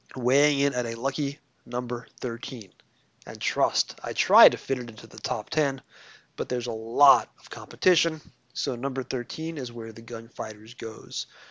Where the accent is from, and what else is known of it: New York, United States; accent: New York